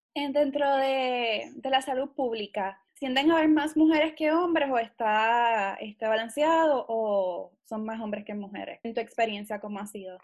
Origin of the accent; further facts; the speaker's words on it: Puerto Rico; yo soy puertorriqueña antes de ser científico